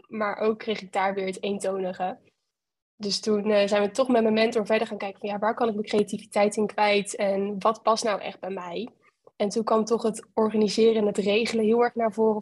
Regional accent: Westland, South Holland, Netherlands; ik eh, kom uit het Westland. Dat is een uh, plaatsje tussen eh, Den Haag en Rotterdam in.

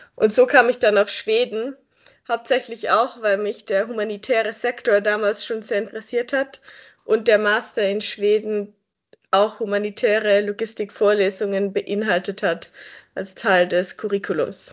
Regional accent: Göppingen, Baden-Württemberg, Germany; moved away as an adult; now in Lausanne, Switzerland; Ich komme ursprünglich aus Göppingen. Das ist eine kleinere Stadt, die zwischen Stuttgart und Ulm liegt. Und ich bin dort eben aufgewachsen.

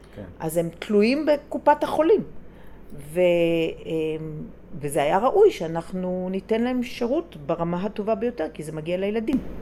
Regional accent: Jerusalem, Jerusalem District, Israel; אני גדלתי בירושלים

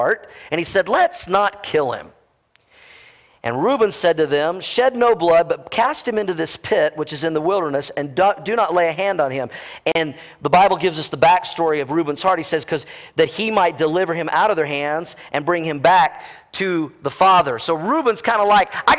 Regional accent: Oklahoma, United States; I grew up in Oklahoma, and we did a lot of fishing in Oklahoma.

